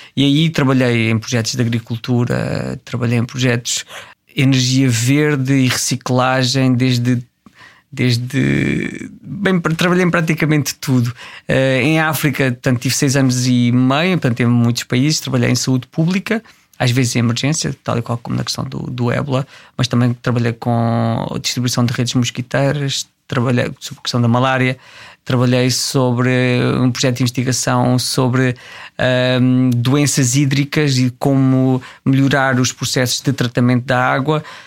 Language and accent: Portuguese; Tramagal, Centro, Portugal; moved away as an adult; also born or lived in Jordan / Angola / Mongolia; aqueles que eram da minha terra, que eram de Tramagal